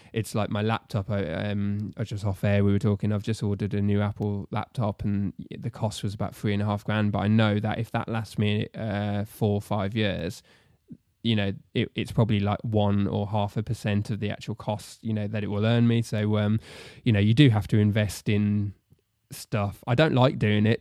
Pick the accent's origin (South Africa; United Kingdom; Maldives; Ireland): United Kingdom; Solihull, West Midlands; moved away as an adult; also born or lived in Telford; I was born and raised in Solihull